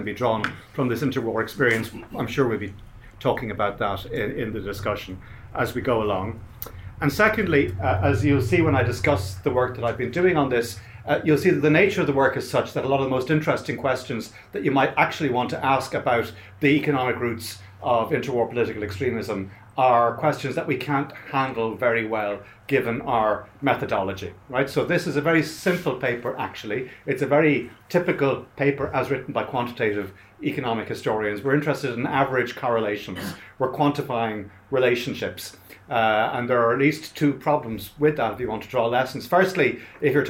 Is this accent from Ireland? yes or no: yes; Ireland; As an Irish Catholic